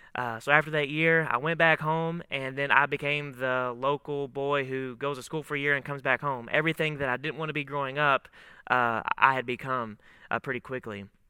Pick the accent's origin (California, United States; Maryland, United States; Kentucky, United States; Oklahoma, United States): Kentucky, United States; Monticello; moved away as an adult; I am originally from a town, Monticello, Kentucky, a, a southern town right on the Tennessee border there in Kentucky. It's a small town, about six thousand people, uh, but that's where I grew up